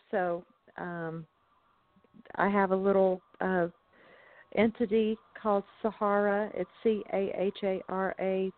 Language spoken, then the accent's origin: English; the South, United States; I grew up in the South